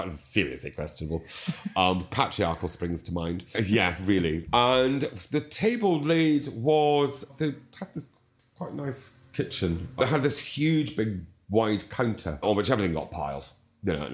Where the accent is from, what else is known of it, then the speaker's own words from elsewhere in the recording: Dundee, Scotland, United Kingdom; now in London, United Kingdom; I was born in St Mary's in Dundee. Yeah. And then when I was one, I'm the youngest of three boys, Dad bought a plot of land just outside Dundee